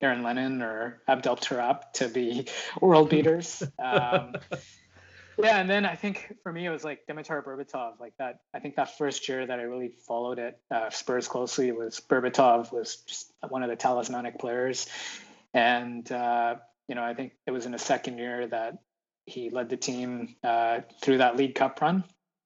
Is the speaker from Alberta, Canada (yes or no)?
yes; Edmonton, Alberta, Canada; now in Victoria, Canada; I was born and raised in Edmonton